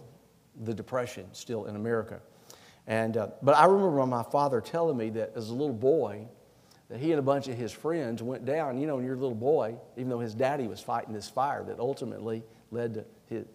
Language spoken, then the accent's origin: English; Anniston, Alabama, United States; now in South Carolina, United States; When I was a little boy, I grew up in Anniston, Alabama